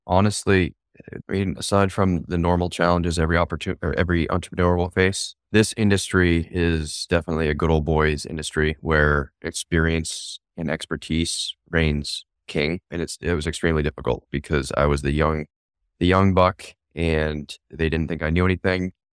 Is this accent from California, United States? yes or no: no; York, Maine, United States; I grew up in York, Maine.